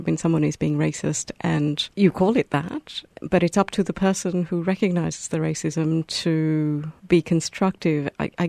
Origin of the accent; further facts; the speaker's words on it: India; As an Indian woman, I occasionally encounter what you gave as the first example